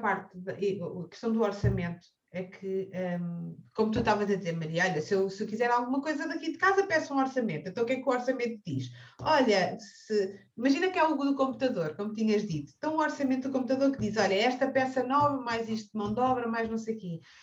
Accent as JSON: {"language": "Portuguese", "town": "Cascais", "region": "Lisbon", "country": "Portugal", "tie": "born or raised there", "said": "nascida e criada em Cascais"}